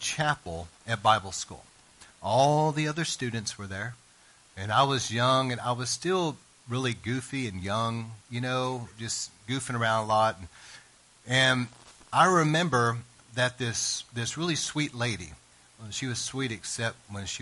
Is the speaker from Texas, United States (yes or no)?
yes; East Texas, United States; I was raised in East Texas